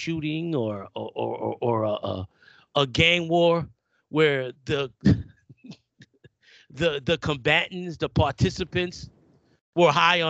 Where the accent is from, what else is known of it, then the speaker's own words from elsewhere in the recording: New York, United States; I'm from New York, all right?